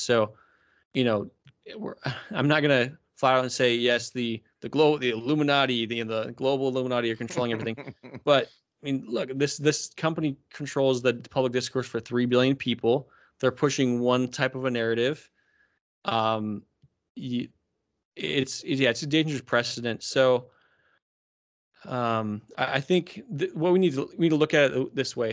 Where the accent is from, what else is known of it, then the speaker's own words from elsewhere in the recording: Arizona, United States; I'm from Arizona.